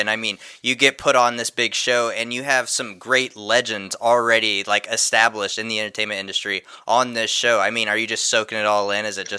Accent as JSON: {"language": "English", "region": "Texas", "country": "United States", "said": "I'm from Texas. We got to put him in the show."}